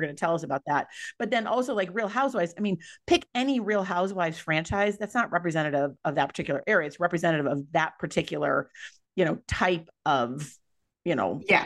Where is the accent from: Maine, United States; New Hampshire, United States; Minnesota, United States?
Minnesota, United States; moved away; also born or lived in California; I'm from Minnesota